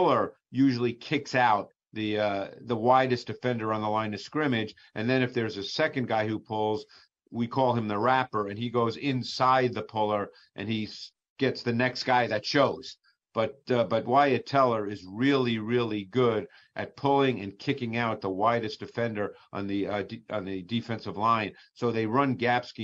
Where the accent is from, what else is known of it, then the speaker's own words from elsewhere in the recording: New York, United States; moved away as an adult; now in Philadelphia area, United States; I grew up in New York